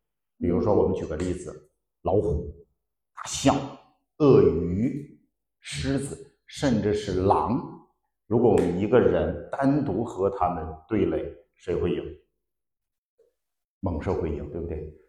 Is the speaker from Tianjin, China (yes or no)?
no; Sichuan, China; 我们四川人喜欢吃脑花